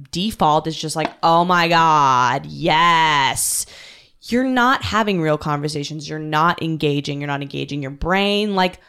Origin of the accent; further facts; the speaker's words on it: Canada; now in New York, United States; I'm from Canada.